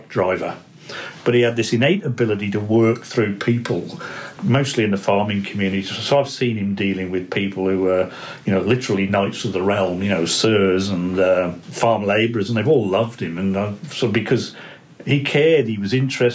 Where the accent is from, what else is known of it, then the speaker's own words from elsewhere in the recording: Shropshire, West Midlands, United Kingdom; moved away as an adult; also born or lived in Zambia / New Zealand; now in Australia; I'm actually English. I grew up in Shropshire, so I'm something of a country boy.